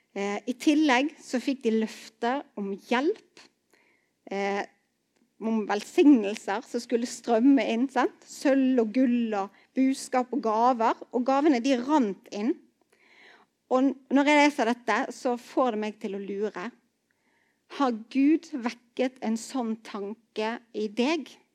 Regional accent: Bergen, Vestland, Norway; also born or lived in Arna; jeg vokste opp i Betel i Bergen

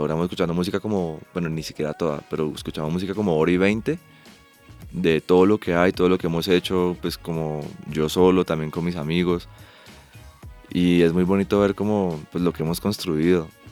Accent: Ibagué, Tolima, Colombia; Yo soy de Ibagué

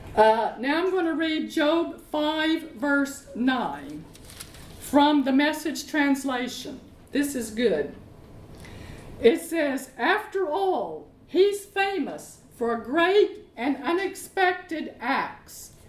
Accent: Arkansas, United States; moved away as an adult; now in London, United Kingdom; I'm from Arkansas

